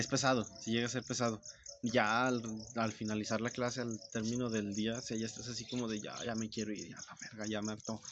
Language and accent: Spanish; Zacatecas, Mexico; Soy de Zacatecas y soy tortillero